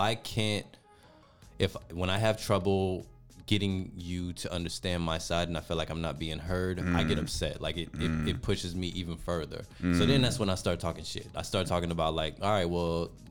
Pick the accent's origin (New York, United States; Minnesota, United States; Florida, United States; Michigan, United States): Michigan, United States; Detroit; growing up in Detroit